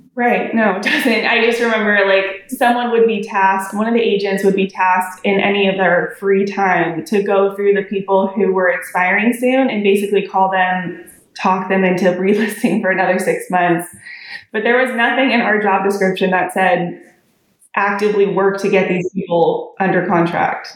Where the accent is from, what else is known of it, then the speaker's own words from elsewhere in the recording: San Diego, California, United States; now in Dallas-Fort Worth, United States; I'm a realtor in the Dallas Fort Worth area of Texas. I'm originally from San Diego